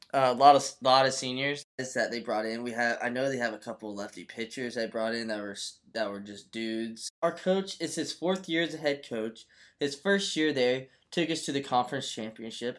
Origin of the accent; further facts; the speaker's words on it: Florida, United States; my home state, the University of Florida. Uh, I, you know, I just grew up watching this team. I'm, you know, from Florida